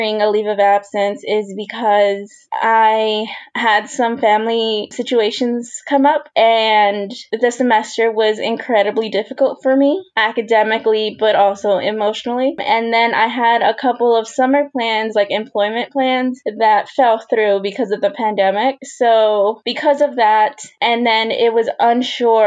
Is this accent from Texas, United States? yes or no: yes; Houston, Texas, United States; I'm originally from Houston, Texas, but my family immigrated from El Salvador in the 80s